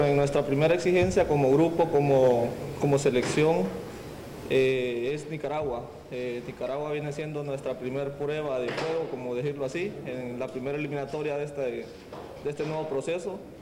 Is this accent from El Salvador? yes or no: yes; El Salvador; yo soy salvadoreño